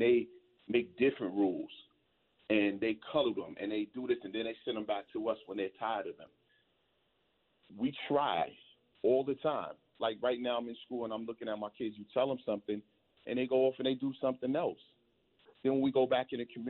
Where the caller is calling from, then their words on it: New York, United States; I'm calling from New York